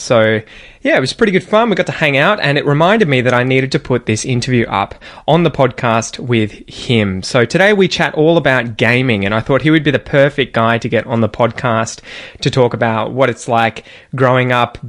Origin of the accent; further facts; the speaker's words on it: Australia; growing up in Australia.